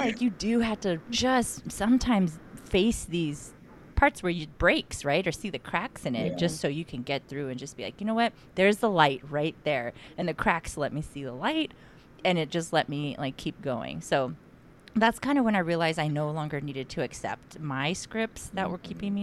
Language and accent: English; San Diego, California, United States; moved away; me growing up in San Diego for some part of my life